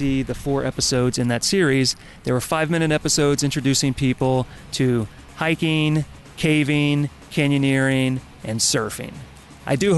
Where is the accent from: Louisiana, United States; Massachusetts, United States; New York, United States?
Louisiana, United States; Baton Rouge; now in Los Angeles, United States; I was born in Baton Rouge, Louisiana in 1977